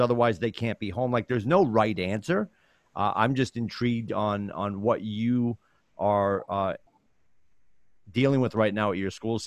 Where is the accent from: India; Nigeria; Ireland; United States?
United States; Chelmsford, Massachusetts; now in New Hampshire, United States; where I grew up in Chelmsford